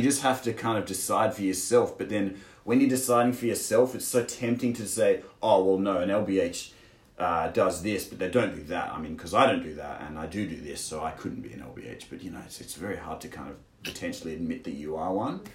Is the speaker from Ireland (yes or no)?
no; Australia; moved away as an adult; now in China; I'm from Australia, and I'm 29, and I'm here in China.